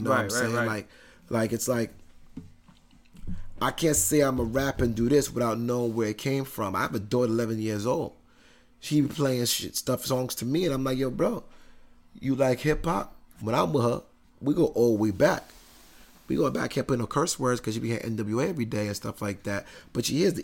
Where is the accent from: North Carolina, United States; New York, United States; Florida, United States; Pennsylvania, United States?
New York, United States; Brentwood; I'm from Brentwood, Long Island